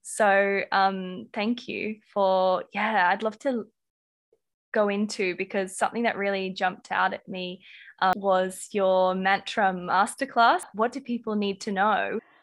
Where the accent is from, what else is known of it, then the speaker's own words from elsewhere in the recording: Australia; accent: Australian; my Australian accent